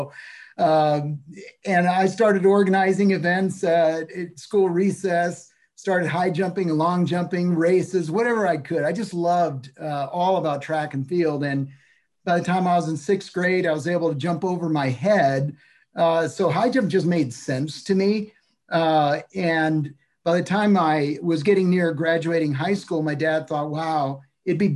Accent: El Salvador; born there; Yeah, so I was born in El Salvador in Latin America.

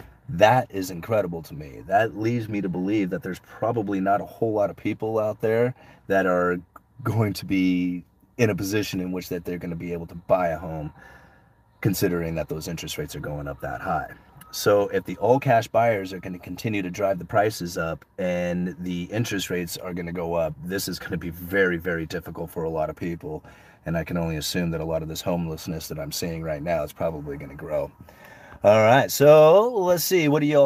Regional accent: Austin, Texas, United States; born there; Yeah, I was born here in Austin, but Houston and San Antonio are looking a lot more affordable right now.

